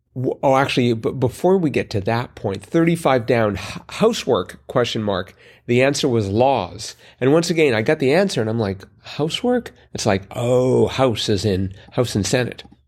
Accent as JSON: {"language": "English", "country": "Canada", "said": "being Canadian"}